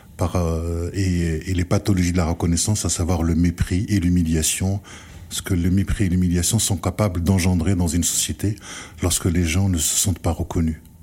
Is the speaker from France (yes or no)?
yes; France; nous en tant que Français